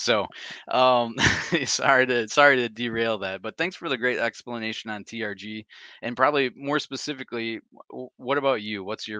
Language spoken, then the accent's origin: English; Michigan, United States; I'm from Michigan